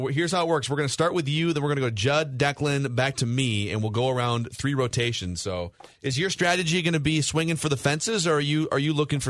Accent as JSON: {"language": "English", "country": "United States", "said": "I'm an American."}